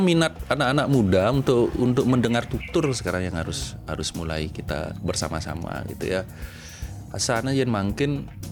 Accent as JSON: {"language": "Indonesian", "town": "Denpasar", "region": "Bali", "country": "Indonesia", "tie": "born or raised there", "also_born_or_lived": "Batam", "lives_now": "Ubud, Indonesia", "said": "menamatkan SMP, SMA sampai kuliah itu di Denpasar"}